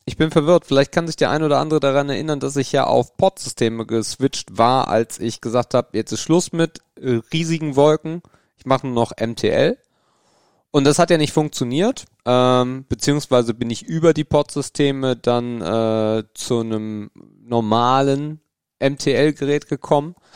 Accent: Northern Germany, Germany; Ich komme ja aus dem Norden

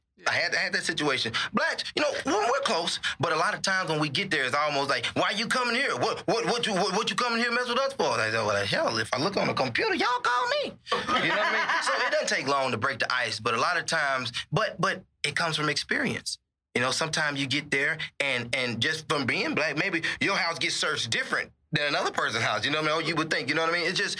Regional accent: Mississippi, United States; now in Dallas, United States; When I came from Mississippi, I knew nothing about policing.

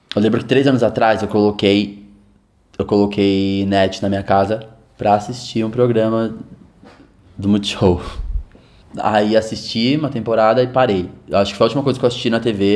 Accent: Taboão da Serra, São Paulo, Brazil; Eu nasci em Taboão da Serra.

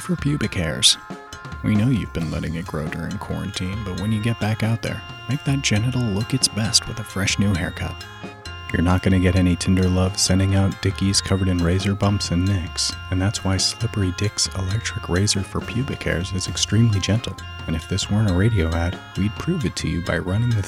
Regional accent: Pittsburgh, Pennsylvania, United States

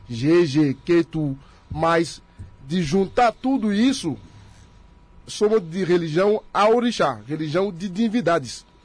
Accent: Benin; Portuguese is a second language; now in Brazil; nós que somos da África, que somos de lá, de Benin, a gente cultua o que chamar a base, o começo de tudo.

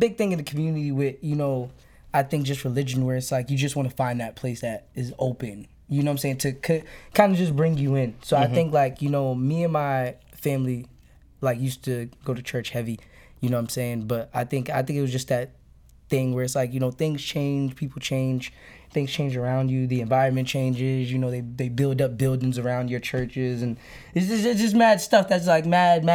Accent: Brockton, Massachusetts, United States; now in Boston, United States; I was born in Boston, but I rep Brockton because that's just a place where I hopped off the stoop

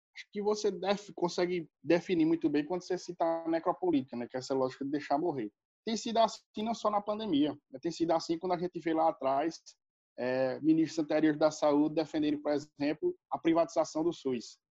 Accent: Brazil

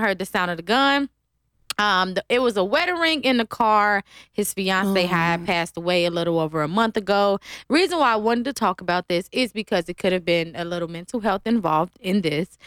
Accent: Ohio, United States; now in Las Vegas, United States; I'm from Ohio

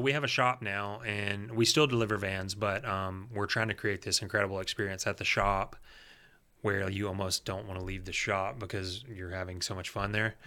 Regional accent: Gardendale, Alabama, United States; I grew up in Gardendale.

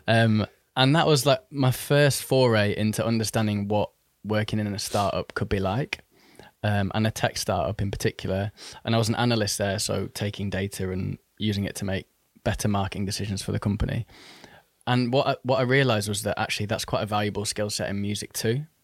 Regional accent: Manchester, North West England, United Kingdom; moved away as an adult; also born or lived in Oxford; now in London, United Kingdom; I was actually born in Oxford. Um, and then in the year two thousand, so when I was about ten, I moved to Manchester or the Northwest.

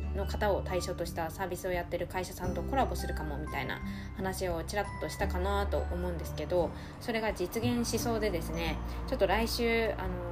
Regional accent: Sendai, Miyagi, Japan; 仙台生まれて仙台で育って

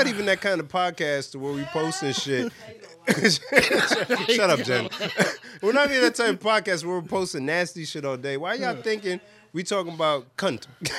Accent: New York, United States; I'm from New York.

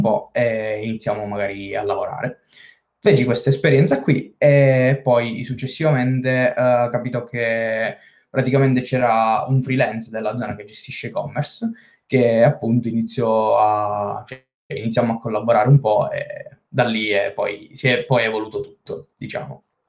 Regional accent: Senise, Basilicata, Italy; Sono della Basilicata di Senise, questo piccolo paesino di settemila e cinque abitanti

